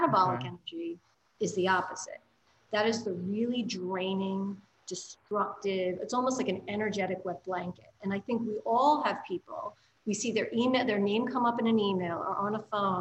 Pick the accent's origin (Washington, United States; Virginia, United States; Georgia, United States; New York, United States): New York, United States; New York City; as a New Yorker